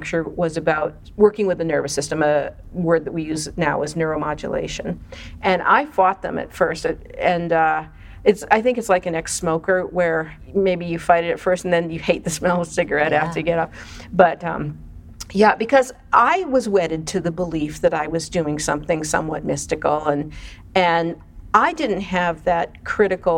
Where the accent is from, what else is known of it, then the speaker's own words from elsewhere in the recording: Boston, Massachusetts, United States; I grew up in Boston